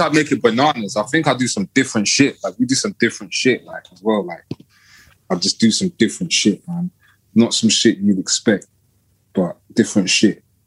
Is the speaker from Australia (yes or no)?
no; London, United Kingdom; I'm from Kilburn